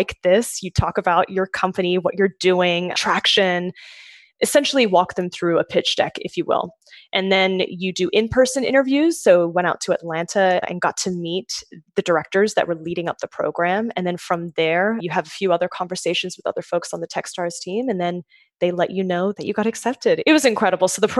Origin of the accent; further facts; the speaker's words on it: Sydney, New South Wales, Australia; now in New York, United States; I'm from Sydney, so close, just a short plane ride away from Melbourne. But yes, so from Australia originally, I moved to the US when I was